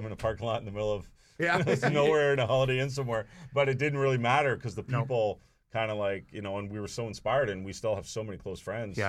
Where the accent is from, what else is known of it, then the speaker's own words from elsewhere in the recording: Toronto, Ontario, Canada; Why would we go to London? We're from Toronto, you know.